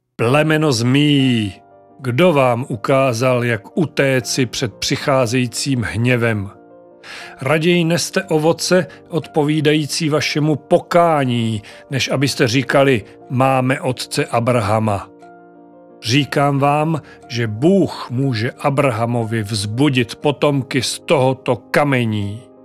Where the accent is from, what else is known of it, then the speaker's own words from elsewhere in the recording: Czechia; first language Czech; v našem rodném jazyku